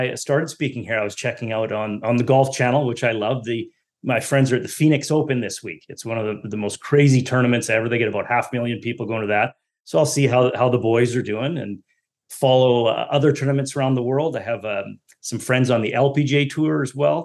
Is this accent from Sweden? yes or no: no; Canada; As being a Canadian, you know, you're forced to play hockey growing up